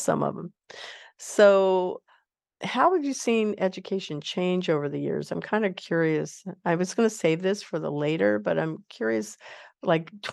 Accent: Kansas, United States; moved away; I grew up in Kansas, some of my life, and in the Midwest

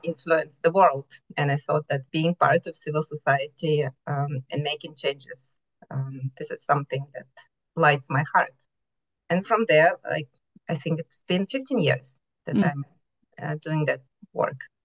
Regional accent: Ukraine; moved away as an adult; now in Sweden; I'm originally from Ukraine, um, have moved to Sweden for about seven years ago

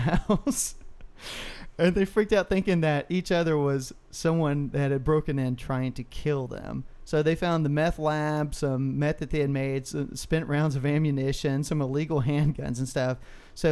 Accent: Texas, United States; we're from Texas

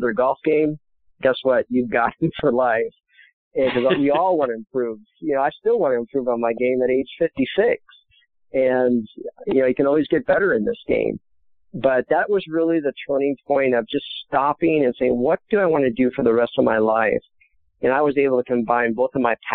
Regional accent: Wisconsin, United States; also born or lived in Quad Cities / Cedar Rapids, Iowa; now in Nashville, United States; I'm from Wisconsin.

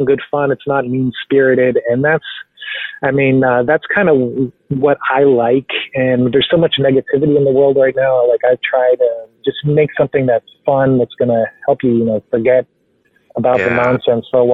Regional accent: Central Florida, United States; moved away as an adult; now in Dayton, United States; I grew up in Central Florida, but moved to Ohio in 2006.

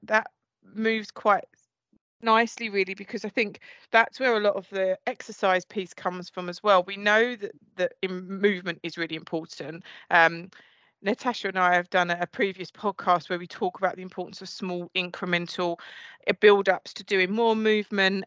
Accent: Essex, East of England, United Kingdom; I'm from Essex

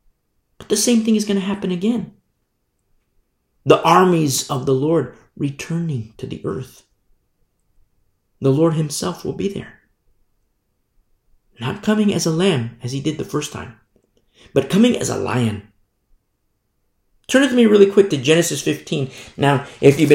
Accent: United States; I'm an American myself

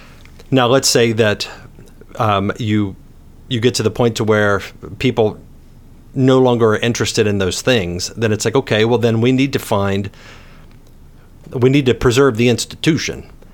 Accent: West Virginia, United States; but niche as I say it because I'm from West

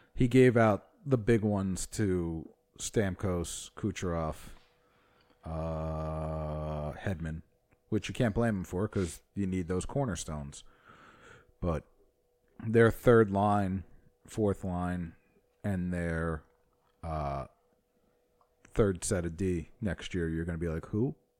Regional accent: New Jersey, United States; He's from my hometown

